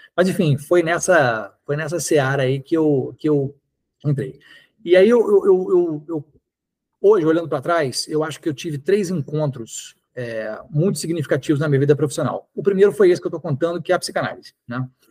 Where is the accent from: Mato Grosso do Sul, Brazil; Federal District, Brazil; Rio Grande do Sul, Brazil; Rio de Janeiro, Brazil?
Rio de Janeiro, Brazil; Niterói; also born or lived in Belo Horizonte, Minas Gerais; quando eu tinha cinco anos de idade. Ele foi trabalhar no Rio, mas preferiu morar em Niterói, achou Niterói mais tranquilo, então eu cresci em Niterói